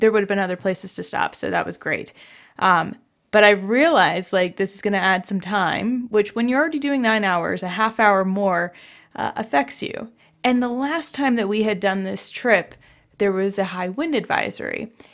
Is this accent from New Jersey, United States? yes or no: yes; New Jersey, United States; moved away; I grew up in New Jersey where essentially there was a gas station on every corner